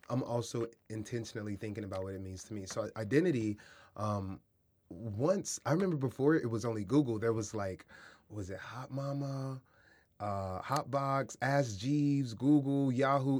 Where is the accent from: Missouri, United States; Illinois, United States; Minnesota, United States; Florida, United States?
Missouri, United States; Kansas City; moved away; also born or lived in San Diego, California; I grew up in Kansas City and San Diego